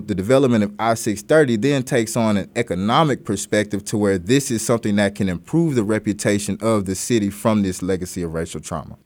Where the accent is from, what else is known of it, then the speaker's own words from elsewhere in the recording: Little Rock, Arkansas, United States; growing up in Little Rock, particularly as a black person or a person of color